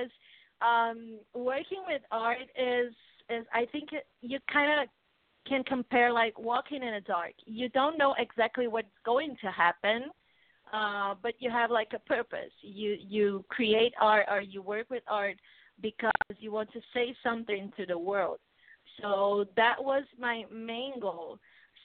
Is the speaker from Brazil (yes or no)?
yes; Brazil; English is a second language; I'm from Brazil